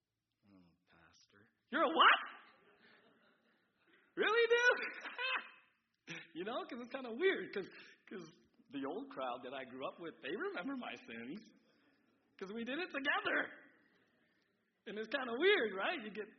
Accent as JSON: {"language": "English", "town": "San Diego", "region": "California", "country": "United States", "tie": "born or raised there", "said": "I grew up in San Diego, and I know it can be awkward, you know, all this freedom to move forward."}